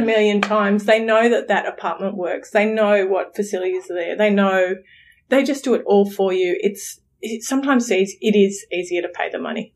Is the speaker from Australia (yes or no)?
yes; Australia; We're from Australia